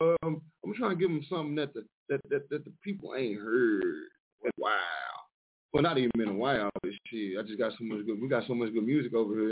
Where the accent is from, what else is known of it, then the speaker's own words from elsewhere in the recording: Mineola, Texas, United States; also born or lived in Dallas, Texas; now in Detroit, United States; My hometown, though, Mineola, Texas